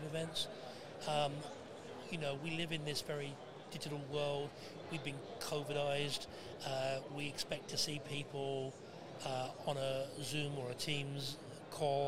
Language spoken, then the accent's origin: English; United Kingdom; now in Canada; I'm British, I'm from here, but moved and made Canada home 41 years ago